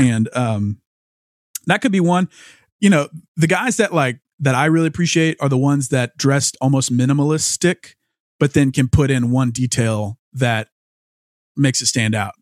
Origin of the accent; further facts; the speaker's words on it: Louisiana, United States; growing up in Louisiana